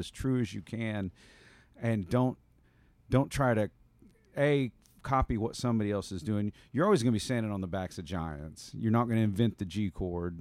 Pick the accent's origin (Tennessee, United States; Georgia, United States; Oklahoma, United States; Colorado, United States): Oklahoma, United States; Hera; now in Canyon Lake, United States; I'm originally from Hera, Oklahoma